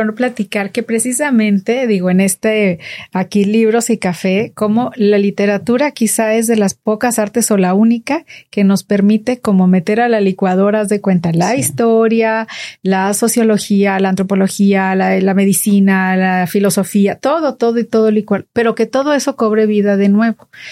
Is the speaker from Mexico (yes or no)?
yes; Monterrey, Nuevo León, Mexico; como somos los regios, a los regiomontanos